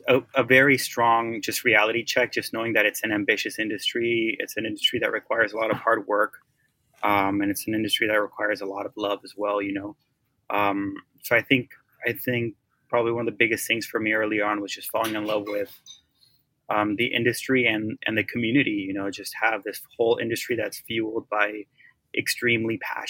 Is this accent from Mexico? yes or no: yes; Oaxaca, Mexico; I'm from Oaxaca.